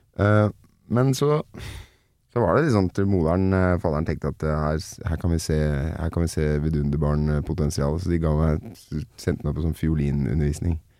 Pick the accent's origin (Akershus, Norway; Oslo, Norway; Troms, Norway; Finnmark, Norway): Akershus, Norway; Nittedal; for meg som er fra eh, langt sør i Nittedal